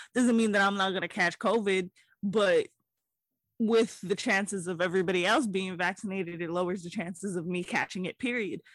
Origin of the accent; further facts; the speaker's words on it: Hawaii, United States; I'm from Hawaii